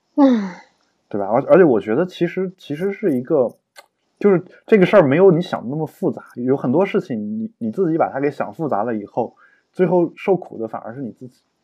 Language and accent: Chinese; China